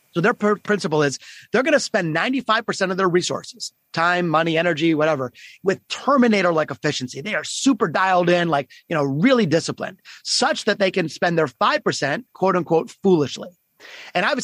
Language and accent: English; Detroit, Michigan, United States; my hometown of Detroit, Michigan